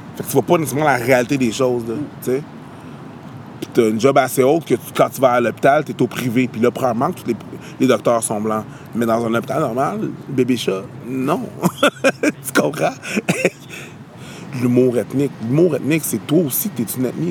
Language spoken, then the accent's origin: French; Longueuil, Quebec, Canada; also born or lived in Montreal; j'habite à Montréal, puis je viens de la banlieue de Montréal, je viens de Longueuil